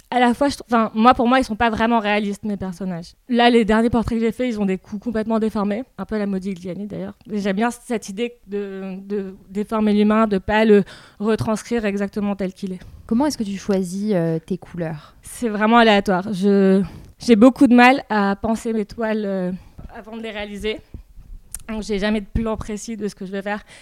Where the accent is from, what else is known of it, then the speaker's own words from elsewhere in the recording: Rabat, Rabat-Salé-Kénitra, Morocco; ma grand-mère était peintre en fait au Maroc et j'ai passé euh, beaucoup de mon enfance chez elle, à Rabat.